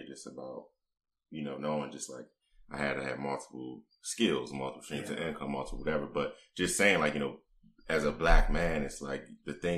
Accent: the South, United States; I grew up in the South, where, you know, we came from

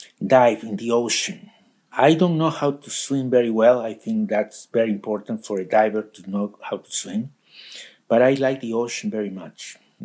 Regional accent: Lima, Peru; Lima, Peru.

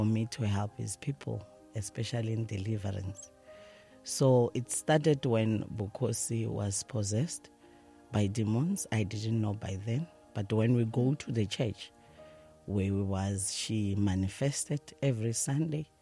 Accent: Soweto, Gauteng, South Africa; I'm from Dobsonville, Soweto.

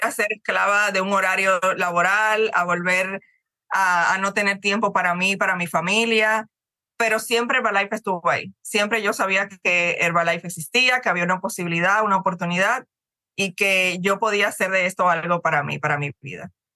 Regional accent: Cuba; moved away as an adult; also born or lived in Ecuador / Dominican Republic; now in Miami, United States; yo soy cubana, tengo ya más de 20 años, 22 años que me fui de mi país prácticamente tengo ya más, más vida fuera que, dentro

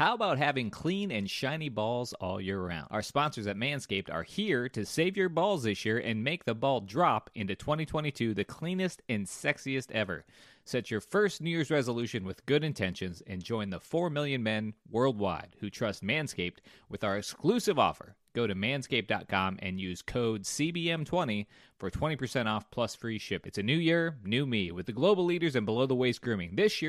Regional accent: South Dakota, United States; I'm from South Dakota.

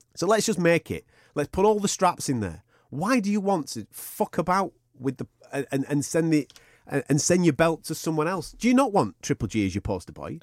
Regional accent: England, United Kingdom; I was born in England

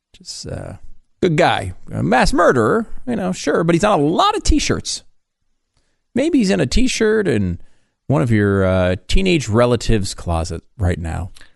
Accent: Connecticut, United States; I grew up in Connecticut

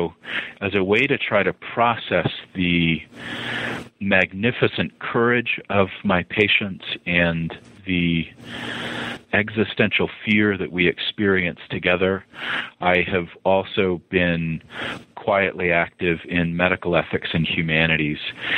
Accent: Montana, United States; also born or lived in Utah / Boston; Well, I am a child of the Rockies. I was born in the South, but didn't last long there as my family moved to Montana. And then was an adolescent in Utah and then moved to Boston

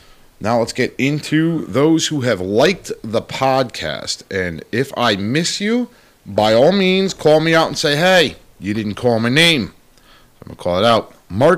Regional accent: England, United Kingdom; Again, I'm terrible at Latin, as I am English.

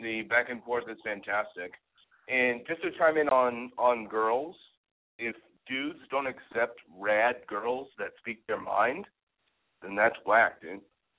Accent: Cambridge, Massachusetts, United States

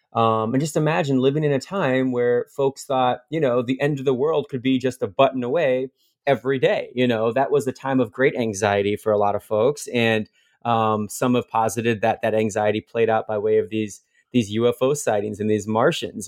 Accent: Fort Wayne, Indiana, United States; about 20 miles from my hometown of Fort Wayne, Indiana.

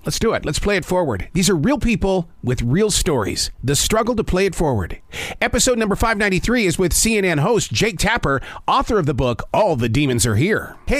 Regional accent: Montana, United States; I'm from Montana.

